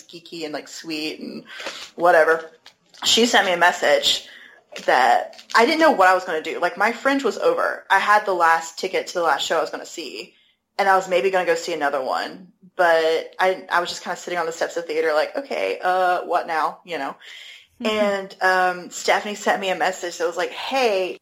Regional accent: United States; I'm American

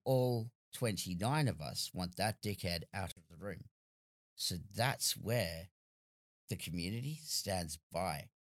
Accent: Australia; as an Australian

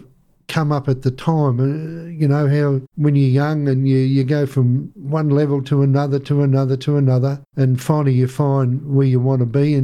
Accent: Melbourne, Victoria, Australia; also born or lived in Crib Point, Victoria; I grew up in North Melbourne and Northcote till I was about the age of 9 years

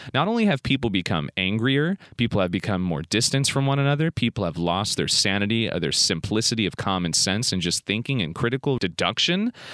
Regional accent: United States; I'm in the United States of America doing this podcast. So technically, to the world, my nationality is American, yet my mother is from Macedonia

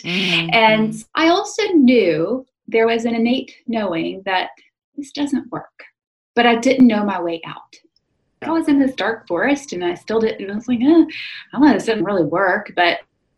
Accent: South Carolina, United States; I grew up in South Carolina in the USA

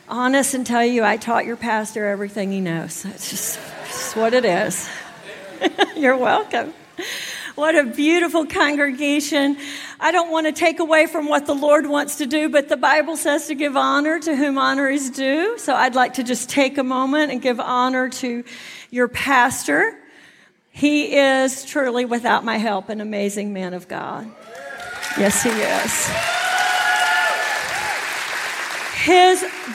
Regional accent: Texas, United States; moved away as an adult; now in New Jersey, United States; I'm from Texas, and when I went to Jersey, you know, everybody kind of wondered what this Texan was doing up there

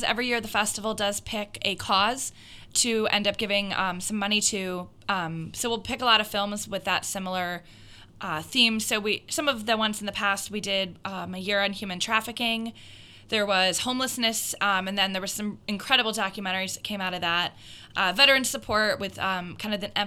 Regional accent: Massachusetts, United States; also born or lived in Pittsburgh, Pennsylvania; now in Minnesota, United States; I'm actually not from here. I'm from Massachusetts

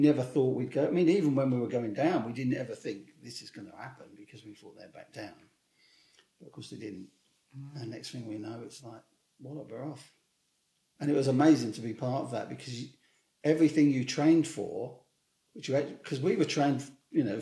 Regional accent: Hemel Hempstead, East of England, United Kingdom; moved away as an adult; There was a big reception in Hempstead, my hometown

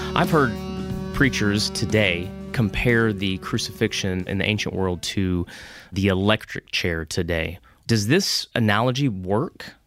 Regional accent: Dallas, Texas, United States; growing up in the Dallas area

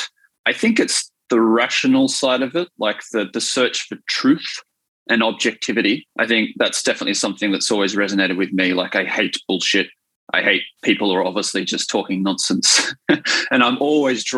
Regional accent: Wollongong, New South Wales, Australia; I grew up in Wollongong, I'm a Gong boy

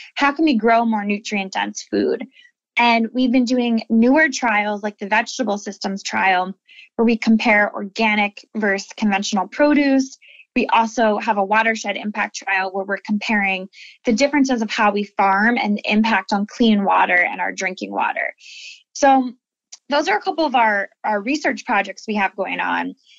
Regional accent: Lancaster, Pennsylvania, United States; I'm the 10th generation of my family to live here in Lancaster

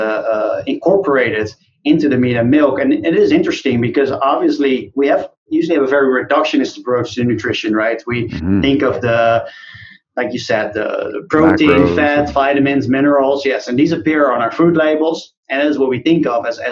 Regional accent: Netherlands; moved away as an adult; now in United States; I grew up in the Netherlands

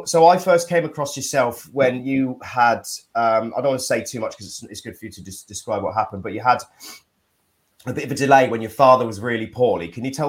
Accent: United Kingdom; We're us British, we're like, oh, we want hot weather.

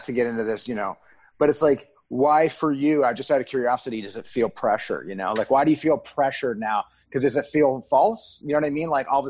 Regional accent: Canada; I'm using the excuse of also being a Canadian.

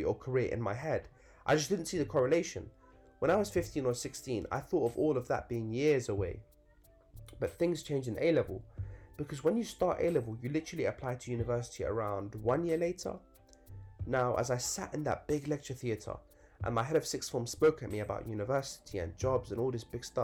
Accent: Northolt, London, United Kingdom; growing up in Northolt

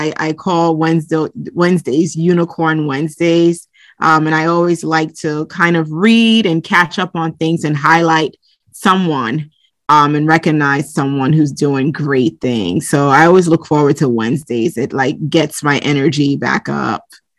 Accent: Brooklyn, New York, United States; also born or lived in Lagos, Nigeria / Bronx; So I was born in the Bronx, and then we moved to Lagos, Nigeria when I was about 3 years old. So I grew up there up until I was around 11. And then we relocated and moved to Brooklyn, New York

